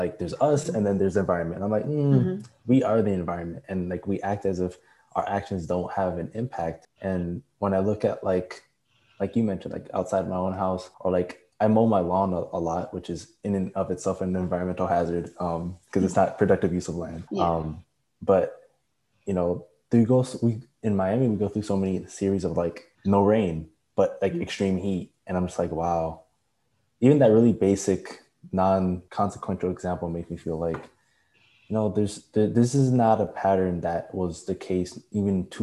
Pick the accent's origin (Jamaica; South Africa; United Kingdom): Jamaica; I'm Jamaican